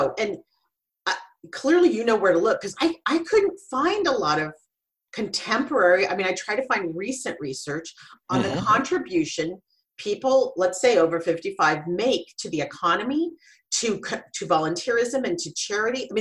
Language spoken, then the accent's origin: English; Silicon Valley, California, United States; I grew up and worked in Silicon Valley